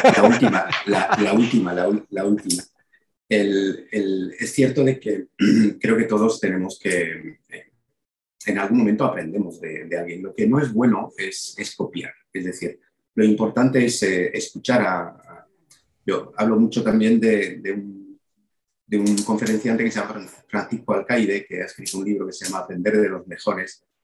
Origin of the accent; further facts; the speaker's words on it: Belgium; moved away as an adult; also born or lived in Málaga, Spain / El Bierzo (family origin); yo nací en Bélgica hace 58 años. Em, eh, y he pasado 18 años de mi vida ahí. Cuando decía esa foto de camareros es cuando llegué a Málaga